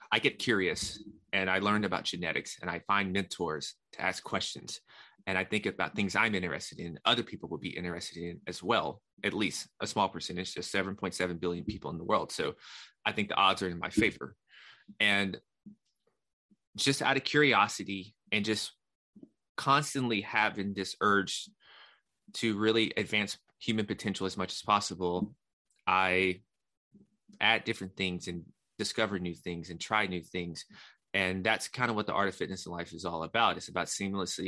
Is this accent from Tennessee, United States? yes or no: yes; Nashville, Tennessee, United States; I'm born and raised in Nashville.